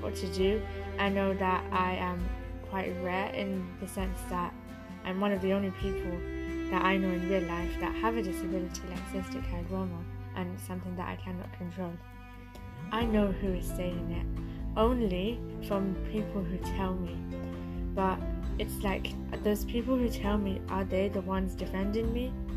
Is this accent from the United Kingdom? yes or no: yes; United Kingdom; I am a British Bangladeshi